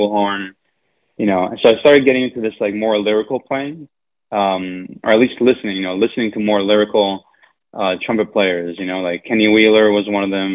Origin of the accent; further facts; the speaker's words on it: Argentina; moved away; I'm from Argentina, so I grew up listening to a lot of …